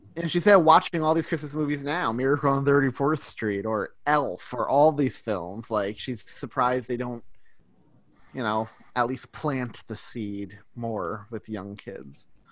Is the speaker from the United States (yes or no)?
yes; New York, United States; I'm from New York.